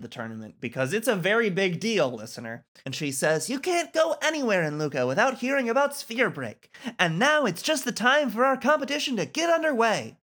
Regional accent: Muskegon, Michigan, United States; my hometown, Muskegon, at least one, Muskegon, Michigan

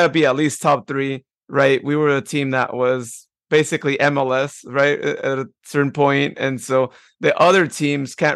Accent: Modesto, California, United States; Modesto, my hometown

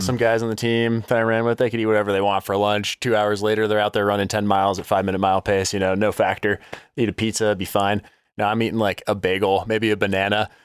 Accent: Denver, Colorado, United States; also born or lived in Oklahoma / New Jersey; now in Colorado Springs, United States; grew up in Denver, Colorado, and then lived in the same house my entire life

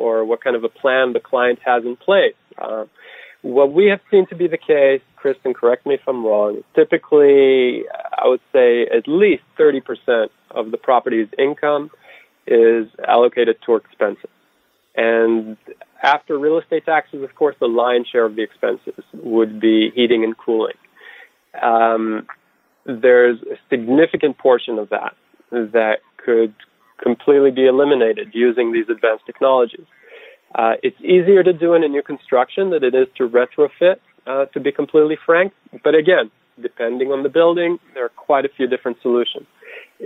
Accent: Israel; moved away as an adult; also born or lived in Georgia, United States; now in New York, United States; Originally born and raised in Israel, I moved to the States in 2002

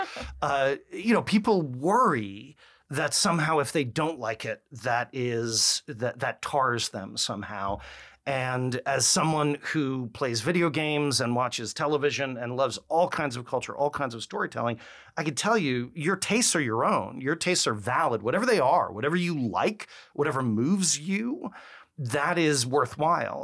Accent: New York, United States; accent: New Yorker; moved away; I'm a New Yorker

